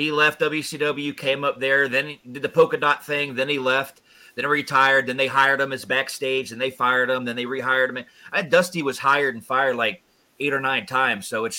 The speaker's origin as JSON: {"language": "English", "region": "Georgia", "country": "United States", "tie": "born or raised there", "said": "I grew up in Georgia, and the territory we had was, you know, down in Georgia, NWA"}